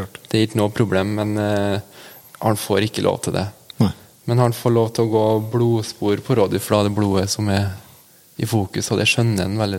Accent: Ytterøy, Trøndelag, Norway; Jeg er 24 år og født og oppvokst på Ytterøya

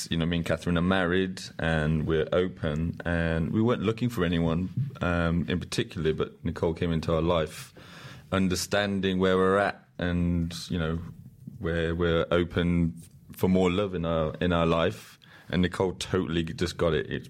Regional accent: Ulm, Baden-Württemberg, Germany; English is a second language; I'm 26 years old. I'm from Ulm

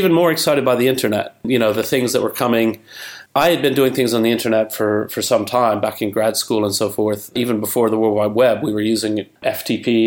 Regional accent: Alabama, United States; moved away; also born or lived in Chicago; I'm from Alabama originally

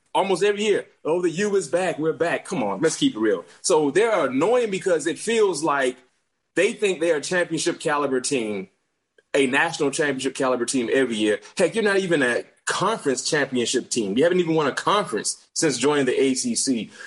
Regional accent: South Florida, United States; growing up in South Florida

